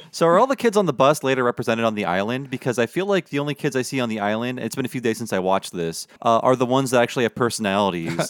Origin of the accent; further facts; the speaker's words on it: United States; I grew up in America